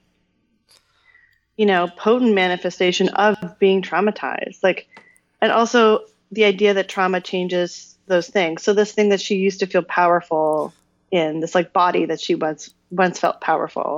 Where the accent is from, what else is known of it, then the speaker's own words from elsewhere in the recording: Canada; I'm a Canadian